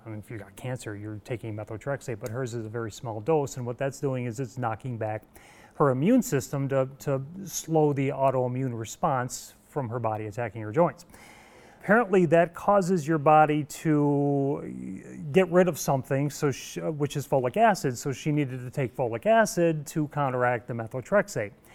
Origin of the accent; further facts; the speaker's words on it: Evans Mills, New York, United States; now in Mannsville, United States; I grew up on a, a, small dairy farm in Evans Mills